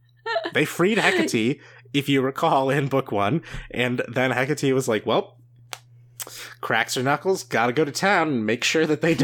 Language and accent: English; Brazil; I'll only say I'm from Brazil